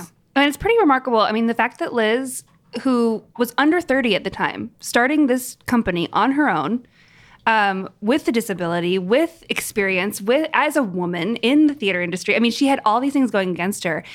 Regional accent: New York, United States; as a New Yorker

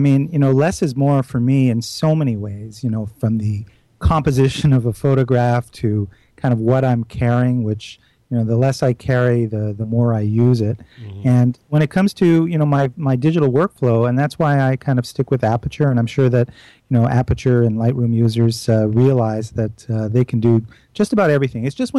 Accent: Canada; I'm a Canadian, though.

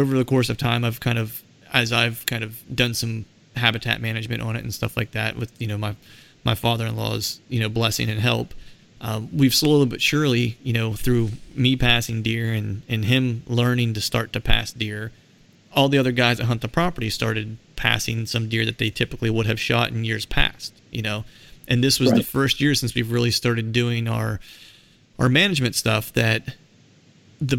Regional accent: South Central Pennsylvania, United States; also born or lived in Charleston, South Carolina; I grew up in South Central Pennsylvania

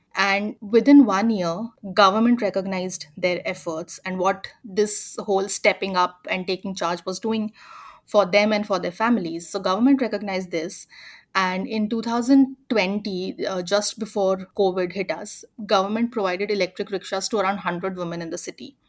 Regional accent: near Indore, Madhya Pradesh, India; a city called Indore, which is closer to my hometown

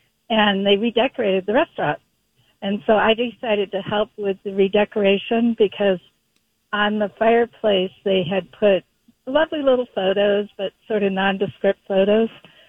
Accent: Boston, Massachusetts, United States; moved away as an adult; now in Minnesota, United States; Yes, I'm from the Boston area.

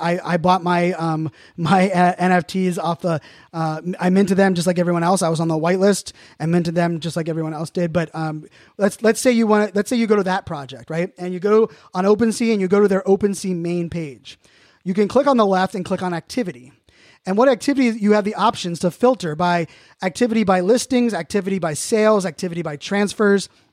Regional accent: Pittsburgh, Pennsylvania, United States; I'm from Pittsburgh

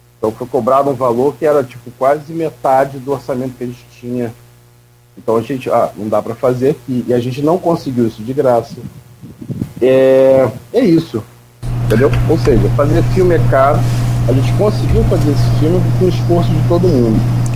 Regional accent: Campos dos Goytacazes, Rio de Janeiro, Brazil; eu nasci em Campos, eu nasci e fui morar na rua Formosa, também de Coronel Cardoso

